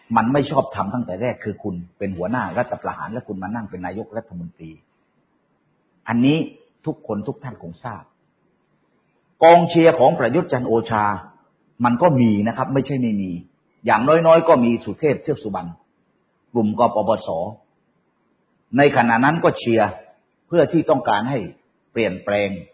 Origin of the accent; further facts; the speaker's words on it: Southern Thailand, Thailand; ผมเป็นคนใต้คนหนึ่ง